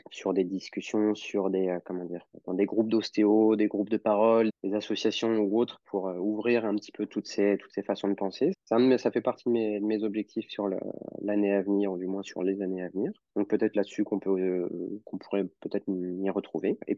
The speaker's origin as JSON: {"language": "French", "town": "Lyon", "region": "Auvergne-Rhône-Alpes", "country": "France", "tie": "born or raised there", "said": "Et moi, j'ai grandi euh, bah, à Lyon."}